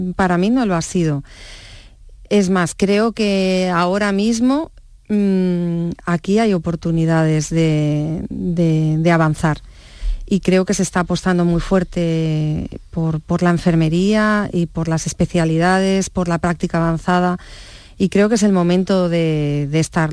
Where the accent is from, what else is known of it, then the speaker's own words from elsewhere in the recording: Barcelona, Catalonia, Spain; also born or lived in Stratford-upon-Avon, England; yo ya me he criado en Barcelona